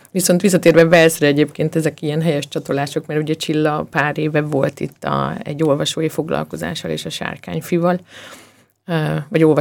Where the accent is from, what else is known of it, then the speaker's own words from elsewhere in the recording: Slovakia; now in Austria; én magam is ugye Szlovákiából származom